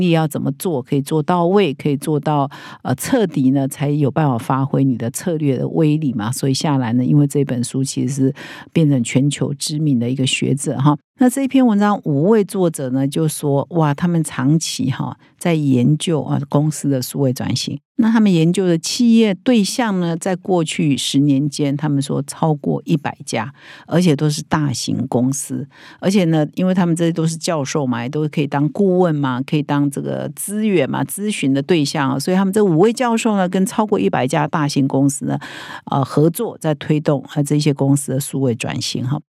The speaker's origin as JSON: {"language": "Chinese", "country": "Taiwan", "said": "我们台湾人最熟悉的"}